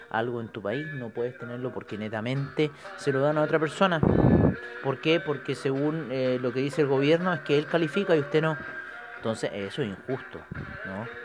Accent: Chile; orgullosos de ser chilenos con esa constitución y que en cierta forma nos eh, beneficia a nosotros como chilenos

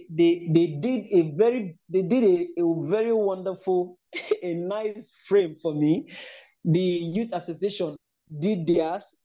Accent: Enugu State, Nigeria; also born or lived in Lagos State / Edo State; now in Kwara State, Nigeria; because I am from Enugu State.

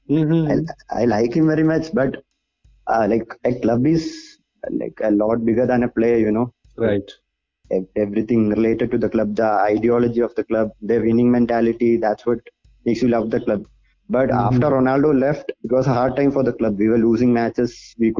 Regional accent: Kerala, India; I'm from Kerala

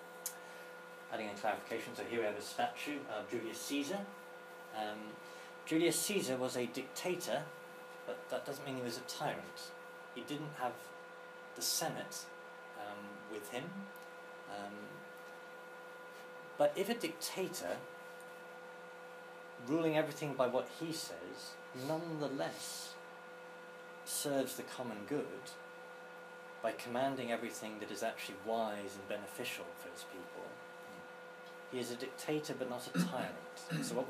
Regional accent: England, United Kingdom; us, as the English

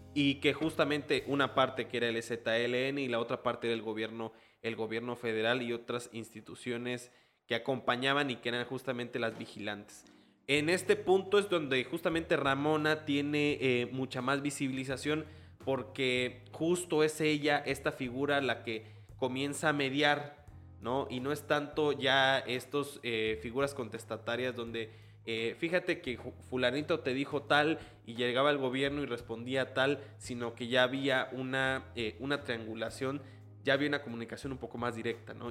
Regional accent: Chiapas, Mexico; en Chiapas pues tampoco somos tan

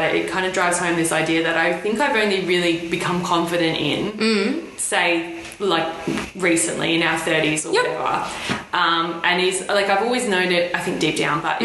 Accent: Australia; we're Australian. We grew up in the sun.

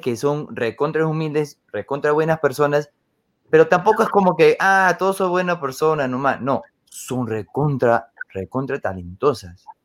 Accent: Utah, United States; Spanish is a second language; Ahorita estoy en mi tierra, estoy en, en Utah.

